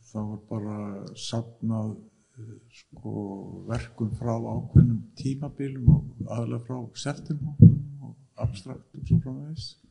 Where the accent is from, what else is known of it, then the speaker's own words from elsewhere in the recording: Iceland; við erum alin upp á Ísland